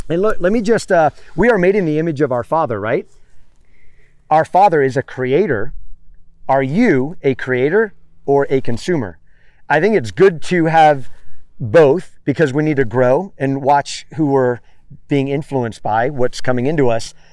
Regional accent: Miami, Florida, United States; moved away as an adult; also born or lived in Tampa Bay area / Los Angeles / San Diego / San Francisco; now in California, United States; I'm from Miami

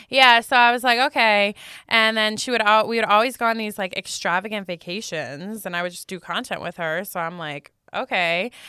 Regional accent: New Jersey, United States; moved away as an adult; now in Las Vegas, United States; I'm from New Jersey. My parents are like super corporate. That was my whole life growing up

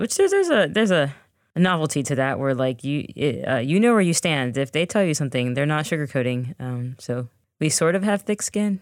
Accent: United States; we are the American-born daughters of two Jamaican immigrants

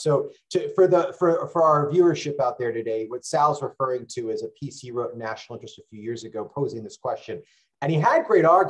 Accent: Rhode Island, United States; my home state of Rhode Island, which is the smallest state in the United States

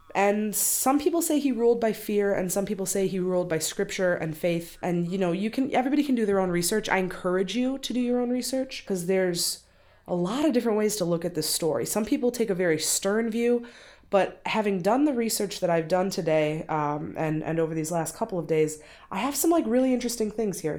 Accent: Benton Harbor, Michigan, United States; I'm from Benton Harbor, Michigan, and if you've never been there, it's kinda shitty, but also I love it

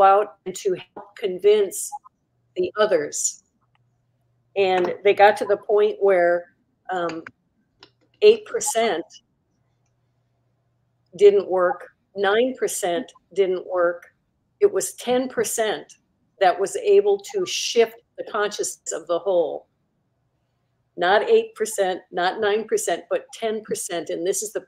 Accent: Milwaukee, Wisconsin, United States; moved away; in Milwaukee, my hometown, come full circle in my hometown where I was born

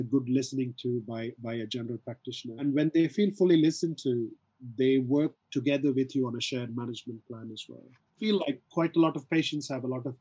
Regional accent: South India, India; I'm from South India, so I can do a variety of handshakes

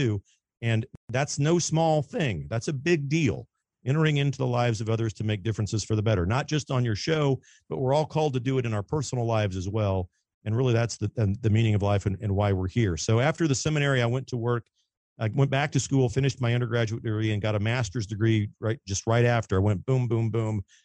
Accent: Kansas City, Missouri, United States; Born and raised in Kansas City, Missouri

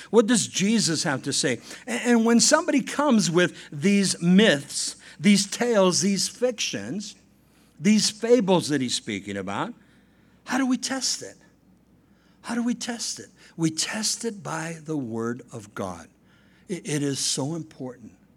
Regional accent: La Puente, California, United States; Saint Joseph's Catholic Church in, uh, La Puente, California, uh, I was baptized there. I made my communion there. I made my confirmation there

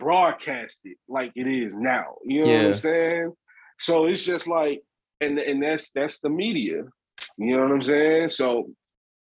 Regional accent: Memphis, Tennessee, United States; I'm from Memphis. I'm from that part of, I'm from South Memphis.

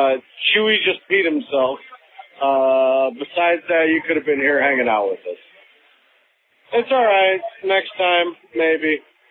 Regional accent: Cleveland, Ohio, United States; I'm from Cleveland.

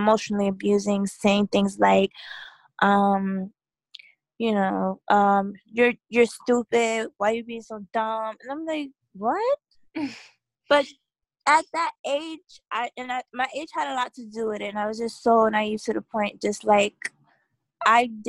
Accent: New York City, New York, United States; I'm from New York City

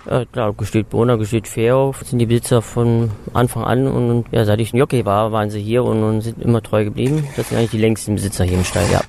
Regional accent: Willich, North Rhine-Westphalia, Germany; now in Cologne, Germany; Geboren bin ich in Willig, das ist in der Nähe von Krefeld, 1965

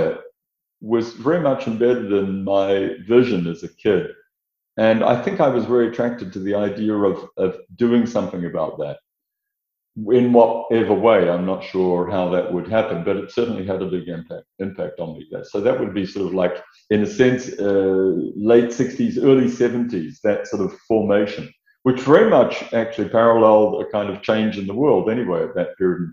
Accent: New Zealand; moved away; the background to becoming an architect was really growing up in New Zealand

